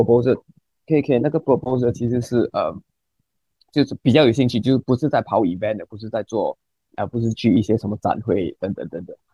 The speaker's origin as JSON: {"language": "Chinese", "country": "Singapore", "said": "我们新加坡人很少用微信啊，我们没有微信"}